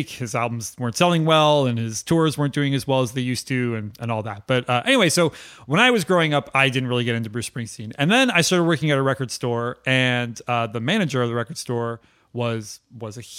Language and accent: English; New England, United States; being a music fan and also being an American and growing up in New England